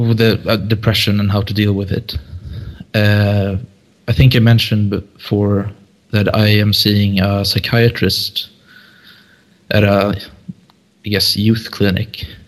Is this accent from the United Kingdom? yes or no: no; Sweden; I'm from Sweden.